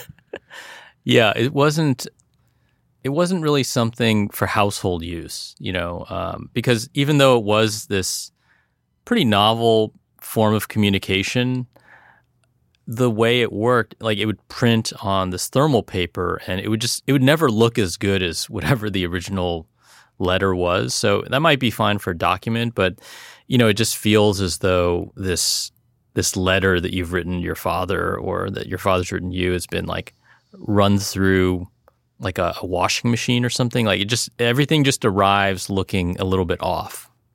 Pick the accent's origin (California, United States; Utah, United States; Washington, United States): California, United States; South Bay; growing up in the South Bay